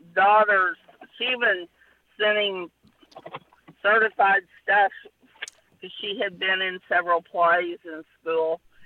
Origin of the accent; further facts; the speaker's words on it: Black Oak, Arkansas, United States; I grew up in Black Oak